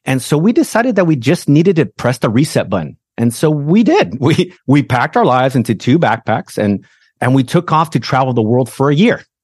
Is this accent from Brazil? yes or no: yes; Brazil; English is a second language; moved away as an adult; now in United States; I was born in Brazil, immigrated to the States as a young man, all right? So I didn't speak the language